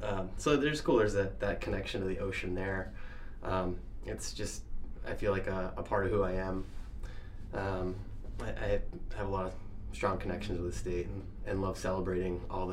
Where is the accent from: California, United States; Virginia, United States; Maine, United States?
Maine, United States; Damariscotta; I love Maine. I grew up here. I grew up in Damariscotta. And similar to John, I spent a lot of time on the water growing up, fishing with my brothers, and down in the South Bristol area.